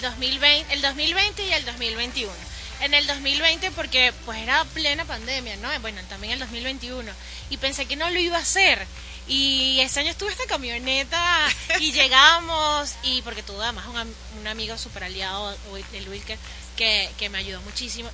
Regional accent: Guatire, Miranda, Venezuela; also born or lived in Caracas; Guatir es mi pueblito

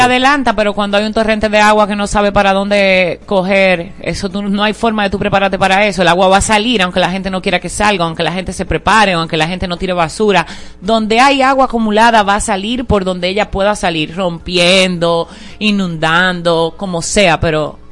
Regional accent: Dominican Republic; como dominicanos

